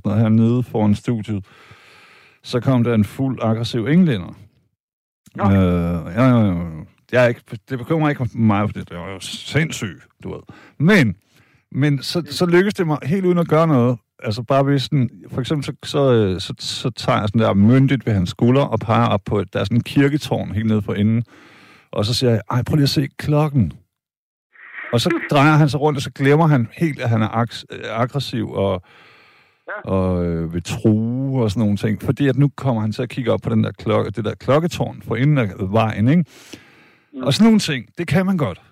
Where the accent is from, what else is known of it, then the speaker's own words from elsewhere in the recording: Vejle, Southern Denmark, Denmark; jeg er fra Vejle, jeg er fra Jylland